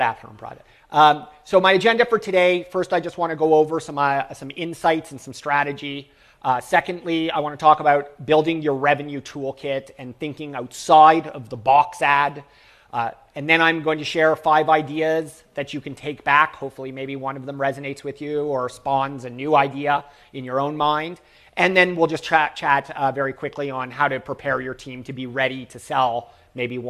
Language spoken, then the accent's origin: English; Toronto, Ontario, Canada; I'm from Toronto, Canada